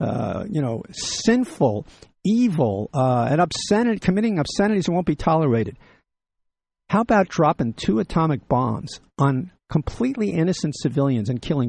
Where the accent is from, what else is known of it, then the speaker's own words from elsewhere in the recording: United States; as an American